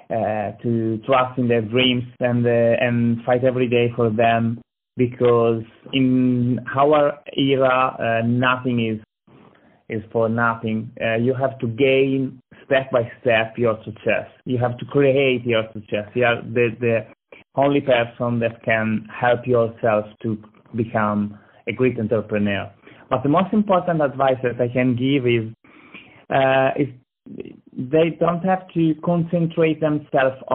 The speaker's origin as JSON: {"language": "English", "town": "Lucca", "region": "Tuscany", "country": "Italy", "second_language": "English", "moved": "as an adult", "lives_now": "United States", "said": "I'm from Italy. Uh, exactly, I'm from Lucca, a small city in Tuscany."}